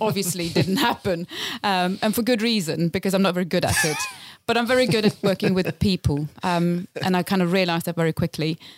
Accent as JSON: {"language": "English", "region": "Lapland", "country": "Sweden", "tie": "born or raised there", "moved": "as an adult", "lives_now": "London, United Kingdom", "said": "so I am originally from Sweden, from Lapland in Sweden. Grew up in a very remote town, far above the Arctic Circle"}